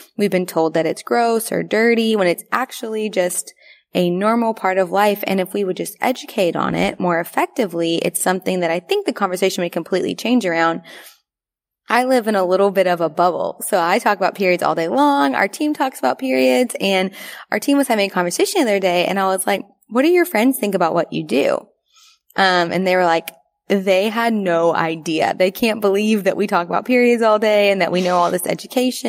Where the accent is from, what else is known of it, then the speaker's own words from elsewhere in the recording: the South, United States; We grew up in the South